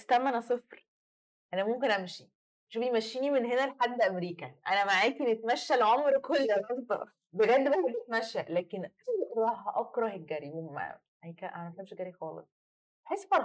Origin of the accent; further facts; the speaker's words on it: Egypt; احنا عندنا في مصر انت عشان تنطلقي من حته لحته بجد بت انت بتسوقي اصلا كتير يعني مكان الاماكن دايما بعيده